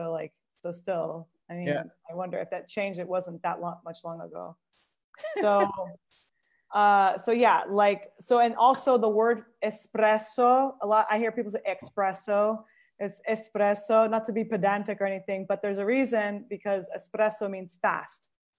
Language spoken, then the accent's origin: English; Seattle, Washington, United States; now in Italy; So I'm also from Seattle-ish. And when I say ish, because like many of us from Seattle, like weren't quite born in Seattle, but call Seattle our hometown.